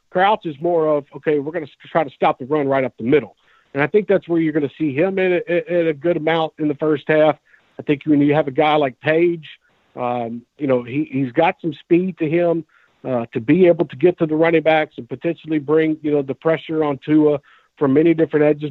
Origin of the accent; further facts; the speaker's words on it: Mobile, Alabama, United States; moved away as an adult; now in Tennessee, United States; I grew up in the state of Alabama. I was born in Mobile, Alabama. I lived down there for my first 25 years of my life